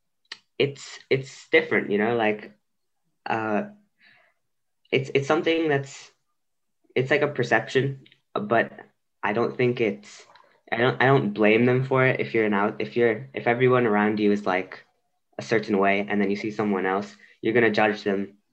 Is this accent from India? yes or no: yes; India; now in Belgium; I am Indian and I live in Belgium